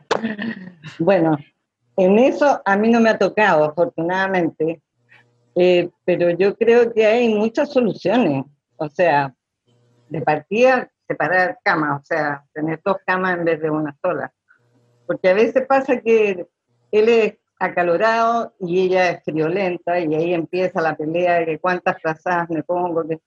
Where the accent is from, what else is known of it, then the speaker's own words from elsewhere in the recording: Chile; soy chilena